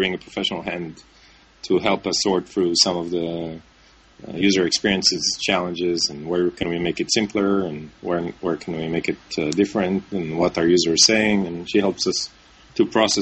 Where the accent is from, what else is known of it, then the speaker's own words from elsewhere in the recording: Israel; moved away as an adult; now in New York, United States; I'm originally from Israel and I live now in New York